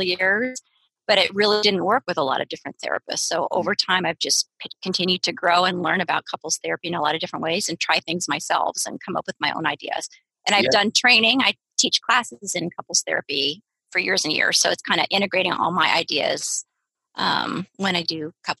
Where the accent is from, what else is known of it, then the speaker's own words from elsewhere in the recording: San Diego, California, United States; moved away as an adult; also born or lived in Seattle; I'm in my hometown, San Diego, California